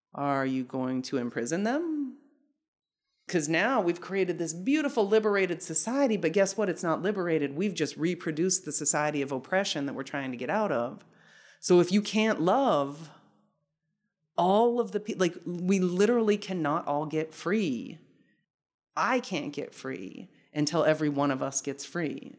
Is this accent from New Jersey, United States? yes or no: no; Salt Lake City, Utah, United States; moved away as an adult; I grew up in Salt Lake City, Utah from the time I was three until I left for graduate school.